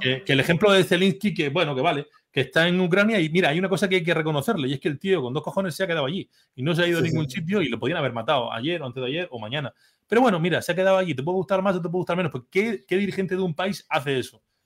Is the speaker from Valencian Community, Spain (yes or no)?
yes; Orihuela, Valencian Community, Spain; mi pueblo, de Orihuela, de, de mi pueblo